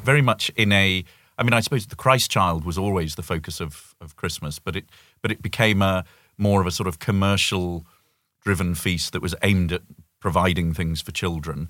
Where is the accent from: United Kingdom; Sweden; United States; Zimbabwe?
United Kingdom; moved away as an adult; as a Brit